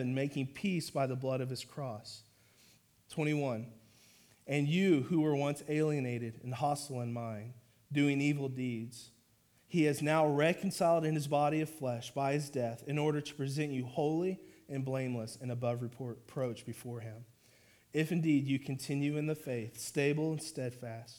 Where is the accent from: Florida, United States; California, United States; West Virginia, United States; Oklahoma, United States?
Oklahoma, United States; moved away as an adult; now in Fort Worth, United States; So I'm from Oklahoma, my wife and I, and we came down here to Fort Worth in 2007